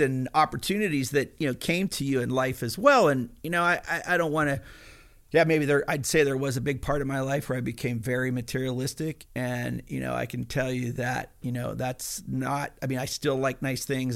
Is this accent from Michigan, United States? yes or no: no; Pennsylvania, United States; I was a hillbilly from Pennsylvania